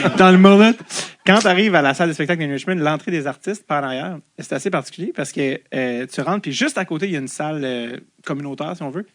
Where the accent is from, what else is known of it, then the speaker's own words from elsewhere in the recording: Montreal, Quebec, Canada; je viens de Montréal